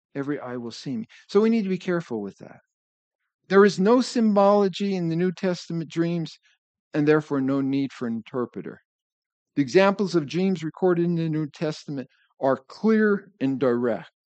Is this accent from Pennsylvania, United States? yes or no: yes; northeastern Pennsylvania, United States; I was growing up in Pennsylvania